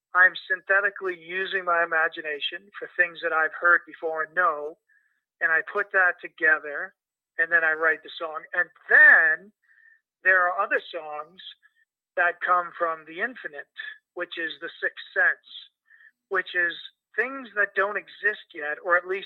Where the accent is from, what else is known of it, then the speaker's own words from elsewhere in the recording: Mississauga, Ontario, Canada; moved away as an adult; also born or lived in Halifax, Nova Scotia; now in New York, United States; I moved to Toronto, Canada, where I grew up in the western suburbs of Mississauga